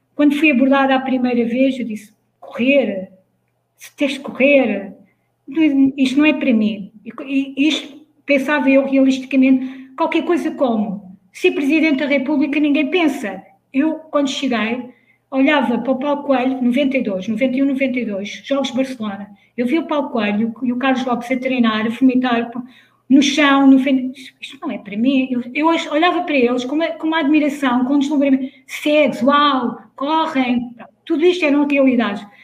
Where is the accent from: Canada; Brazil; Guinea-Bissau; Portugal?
Portugal; Leiria, Centro; moved away as an adult; sou de Leiria, como, como já foi dito, sou de uma pequena aldeia lá no meio dos montes.